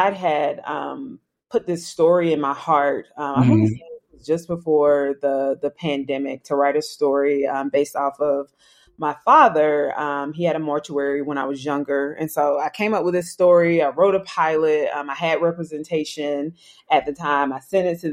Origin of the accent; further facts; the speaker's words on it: South Carolina, United States; I'm from South Carolina